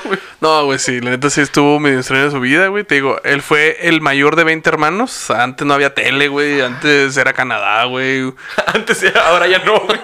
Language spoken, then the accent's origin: Spanish; Hidalgo del Parral, Chihuahua, Mexico; Somos los dos de Parral